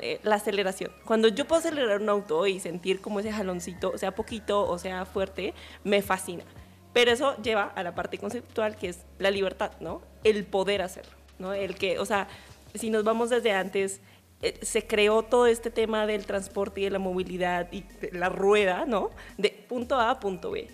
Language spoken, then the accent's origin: Spanish; Colombia; soy colombiana